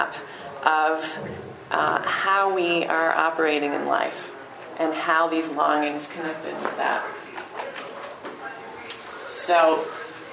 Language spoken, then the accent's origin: English; Detroit, Michigan, United States; I was born in Detroit, and so we were very car-oriented there.